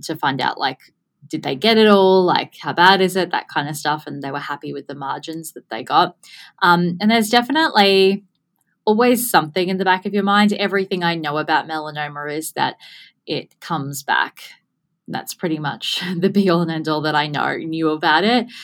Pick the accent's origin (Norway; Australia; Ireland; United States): Australia; Gold Coast, Queensland; born and bred on the Gold Coast